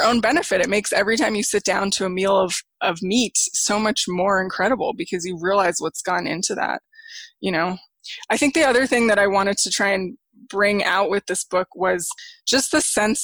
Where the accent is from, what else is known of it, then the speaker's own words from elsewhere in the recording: Santa Fe, New Mexico, United States; I grew up in Santa Fe, New Mexico, which is a tourist town